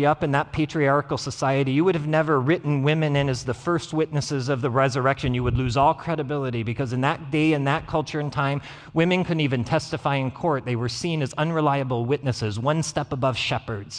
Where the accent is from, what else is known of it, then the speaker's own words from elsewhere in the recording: Gillette, Wyoming, United States; from Gillette, Wyoming